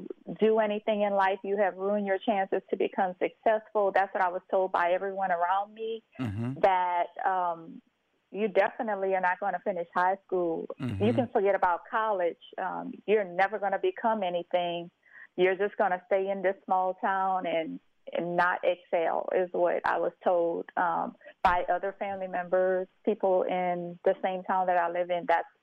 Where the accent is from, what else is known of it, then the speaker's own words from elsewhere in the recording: St. Martinville, Louisiana, United States; Yes, so I am originally from St. Martinsville, Louisiana, a very small historical town in Louisiana, which is about 25 minutes outside of Lafayette, Louisiana.